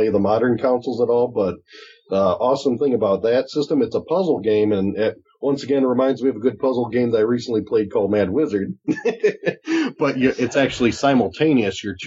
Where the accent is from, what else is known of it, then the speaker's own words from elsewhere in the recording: Chicago, Illinois, United States; I'm from Chicago